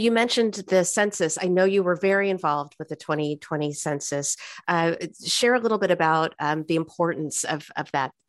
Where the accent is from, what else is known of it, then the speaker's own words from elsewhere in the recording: Central Valley, California, United States; moved away as an adult; We grew up in the Valley, we were born here, and then we left.